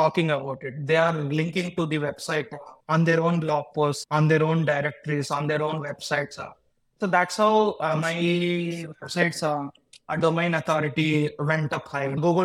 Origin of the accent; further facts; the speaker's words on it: India; I'm from India, so that's where I grew up. And I'm currently living in my hometown